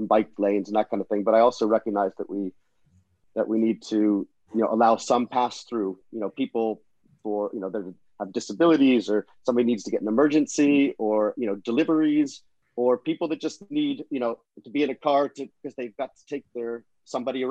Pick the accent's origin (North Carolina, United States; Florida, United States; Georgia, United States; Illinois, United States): Florida, United States; now in London, United Kingdom; I grew up in Florida